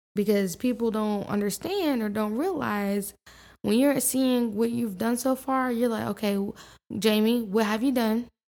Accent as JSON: {"language": "English", "region": "New York", "country": "United States", "said": "I'm definitely a New Yorker at heart"}